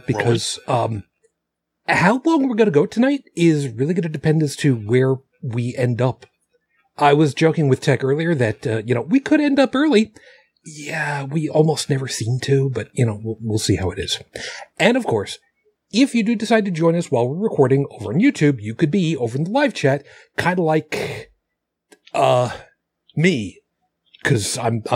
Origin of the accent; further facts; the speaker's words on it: Long Island, New York, United States; moved away as an adult; also born or lived in Buffalo; the house I grew up in on Long Island